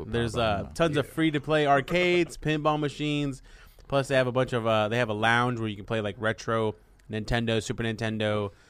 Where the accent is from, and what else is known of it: Phoenix, Arizona, United States; born or raised there; also born or lived in Watts, Los Angeles, California